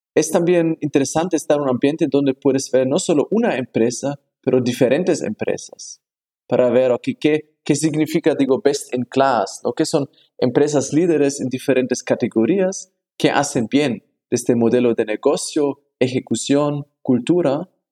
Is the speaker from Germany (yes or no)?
yes; Germany; Spanish is a second language; moved away as an adult; also born or lived in Hong Kong; now in Mexico; yo nací en Alemania